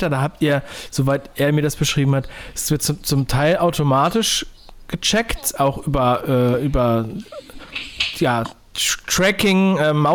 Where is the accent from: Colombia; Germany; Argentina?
Germany; Northern Germany; Ich bin in Norddeutschland aufgewachsen